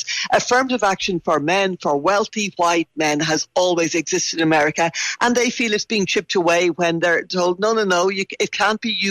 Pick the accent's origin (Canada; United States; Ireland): Ireland; I'm Irish